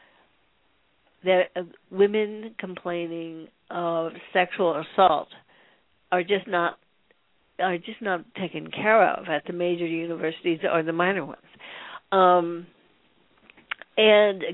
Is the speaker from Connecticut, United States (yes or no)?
no; Columbus, Ohio, United States; I'm from Ohio.